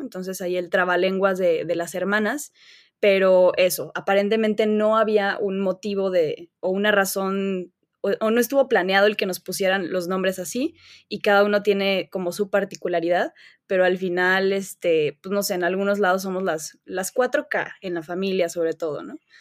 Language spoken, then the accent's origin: Spanish; León, Guanajuato, Mexico; nací en León, Guanajuato. He pasado la gran parte de mi vida aquí. Este, en realidad, pues toda mi vida